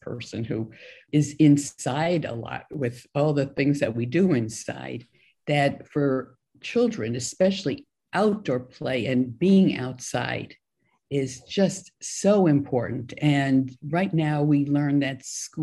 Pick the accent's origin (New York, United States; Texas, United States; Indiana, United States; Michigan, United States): New York, United States; New York City; moved away as an adult; also born or lived in Korea; now in California, United States; Growing up in New York City to being out here in California